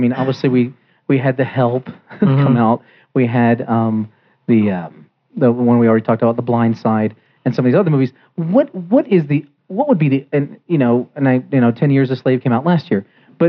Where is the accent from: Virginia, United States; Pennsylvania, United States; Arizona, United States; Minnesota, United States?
Virginia, United States; Richmond; now in Colorado, United States; I'm from Richmond, Virginia.